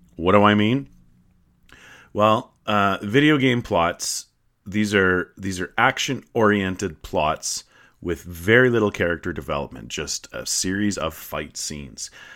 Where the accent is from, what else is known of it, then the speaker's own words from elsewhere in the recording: Canada; I'm Canadian. I'm proudly Canadian.